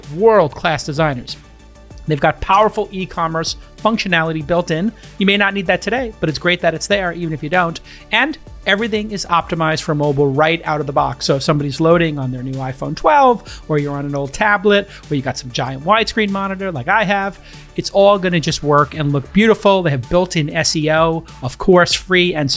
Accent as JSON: {"language": "English", "region": "New York", "country": "United States", "tie": "born or raised there", "said": "New York, my hometown"}